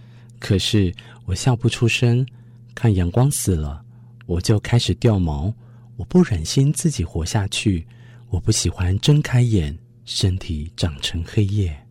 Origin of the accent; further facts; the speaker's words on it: Tainan, Taiwan; now in Taitung, Taiwan; 我每次都跟大家自称我是台南人哦，然后但是现在我在台东工作，我在台东这个地方生活，